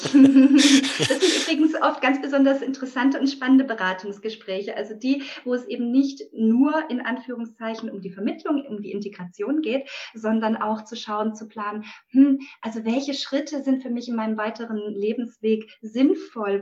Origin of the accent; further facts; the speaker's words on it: Friedrichshafen, Baden-Württemberg, Germany; ich bin äh, hier im Süddeutschland heimisch, äh, in Friedrichshafen